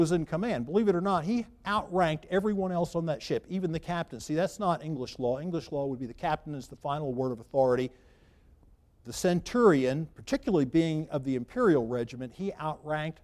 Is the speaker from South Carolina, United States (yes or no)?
yes; Charleston, South Carolina, United States; I grew up in Charleston